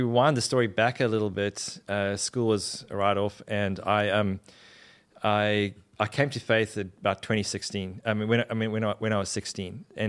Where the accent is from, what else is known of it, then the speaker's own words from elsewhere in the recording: Durban, KwaZulu-Natal, South Africa; In Durban, South Africa.